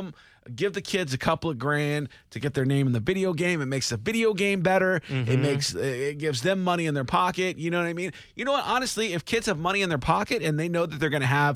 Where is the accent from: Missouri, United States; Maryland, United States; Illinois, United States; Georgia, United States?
Missouri, United States; Kansas City; I'm from Kansas City